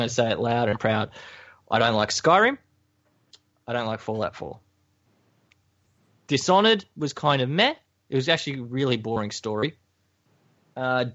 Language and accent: English; Queensland, Australia; I'm from Queensland, yes. We're slow, we eat bananas, we're idiots.